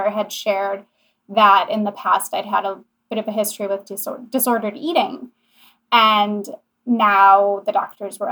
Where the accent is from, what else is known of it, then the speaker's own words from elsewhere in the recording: Kenosha, Wisconsin, United States; my hometown, which is Kenosha, Wisconsin